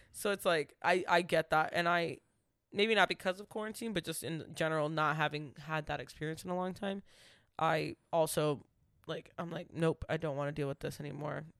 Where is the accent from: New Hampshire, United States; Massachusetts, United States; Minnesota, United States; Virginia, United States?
Massachusetts, United States; Waltham; Waltham is my hometown